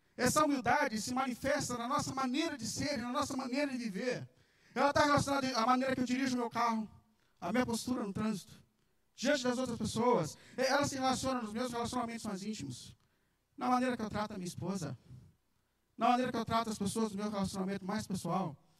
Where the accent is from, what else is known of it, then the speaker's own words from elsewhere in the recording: São Paulo, Brazil; Eu cresci aqui num bairro na Vila Ré, em São Paulo. Eu acho que eu morei ali até uns nove, dez anos de idade.